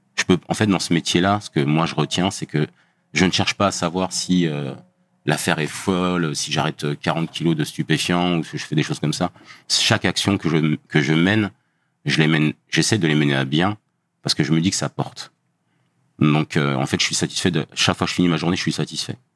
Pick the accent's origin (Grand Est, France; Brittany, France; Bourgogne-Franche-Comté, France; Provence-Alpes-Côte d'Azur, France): Bourgogne-Franche-Comté, France; Dijon; moved away as an adult; now in Paris region, France; je viens de Bourgogne, d'une ville qui s'appelle Dijon